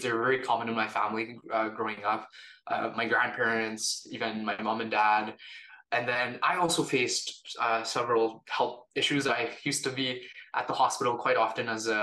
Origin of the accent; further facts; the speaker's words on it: Canada; also born or lived in India / Calgary, Canada; now in Toronto, Canada; I was born in India, but my family and I moved to Canada when I was about 2 years old.